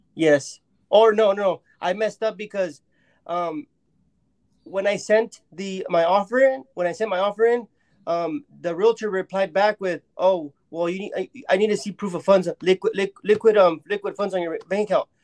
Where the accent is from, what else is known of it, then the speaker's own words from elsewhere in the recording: Mexico; I'm from Mexico